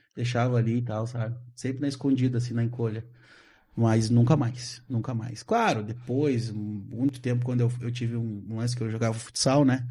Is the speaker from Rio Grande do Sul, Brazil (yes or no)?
yes; Porto Alegre, Rio Grande do Sul, Brazil; sou natural de Porto Alegre, embora minha família toda seja de Bagé